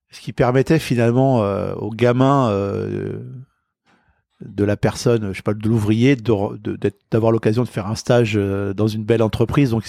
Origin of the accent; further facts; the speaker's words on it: Puteaux, Île-de-France, France; born there; Euh, je suis né à Puteaux. Ouais. Bon, je suis un banlieusard.